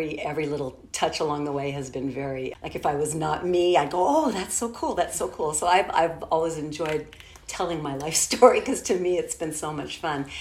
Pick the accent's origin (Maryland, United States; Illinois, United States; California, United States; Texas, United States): California, United States; Los Angeles; I grew up here in Los Angeles, but out in the San Fernando Valley area, in an area called Woodland Hills